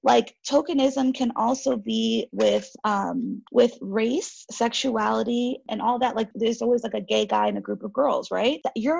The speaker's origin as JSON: {"language": "English", "country": "Haiti", "said": "because I'm from Haiti and we share the island of Hispaniola with Dominican Republic."}